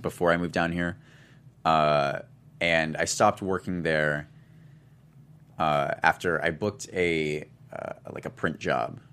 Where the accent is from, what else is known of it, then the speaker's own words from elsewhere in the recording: Tumwater, Washington, United States; moved away; I'm from, uh, I'm from Tumwater